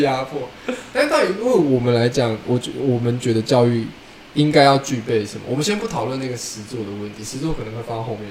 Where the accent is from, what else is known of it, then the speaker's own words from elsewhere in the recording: Tainan, Taiwan; 我以前念南一中的时候